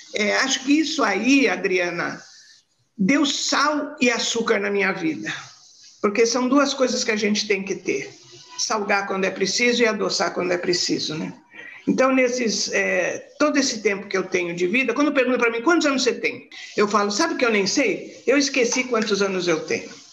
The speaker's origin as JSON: {"language": "Portuguese", "town": "Santos", "region": "São Paulo", "country": "Brazil", "tie": "born or raised there", "said": "Eu nasci em Santos, de uma família muito gostosa, papai e mamãe se amavam muito, a gente fez um, uma infância muito boa"}